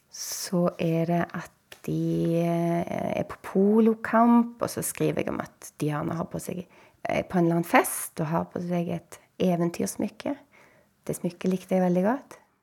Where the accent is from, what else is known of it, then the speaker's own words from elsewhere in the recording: Bryne, Rogaland, Norway; jeg bodde jo født og oppvokst på Bryne